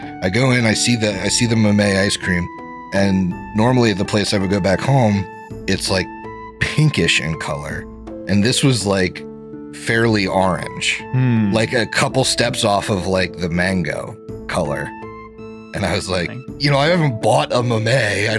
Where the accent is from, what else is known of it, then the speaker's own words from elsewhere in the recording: Kennett Square, Pennsylvania, United States; moved away; a Mexican ice cream place from my hometown that's like the biggest ice cream place in Kennett Square